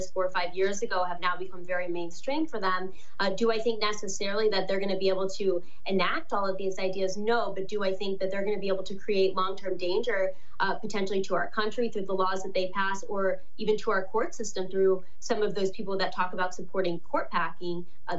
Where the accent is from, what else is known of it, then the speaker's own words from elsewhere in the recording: Ohio, United States; They're out of touch with people here in my home state of Ohio.